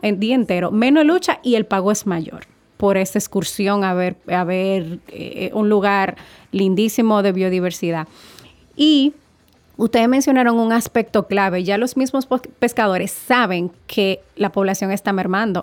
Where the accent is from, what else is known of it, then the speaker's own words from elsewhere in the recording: Dominican Republic; nosotros somos una isla del Caribe que tiene la bendición de tener un, un espacio de mar Caribe y un espacio de océano Atlántico